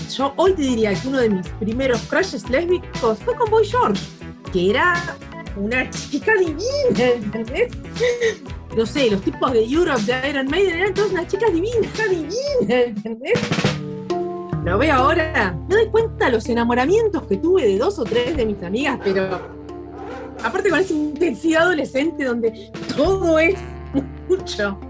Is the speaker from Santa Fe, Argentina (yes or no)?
yes; Rosario, Santa Fe, Argentina; moved away as an adult; also born or lived in Buenos Aires; Yo nací en Rosario, viste, en Santa Fe, en el año 72 lo cual significa que mis, años de infancia, una buena parte de esos años, fueron durante la dictadura